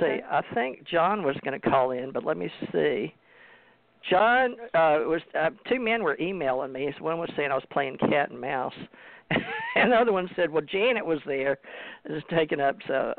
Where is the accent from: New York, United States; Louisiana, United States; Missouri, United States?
Louisiana, United States; I'm from the South myself, born in Louisiana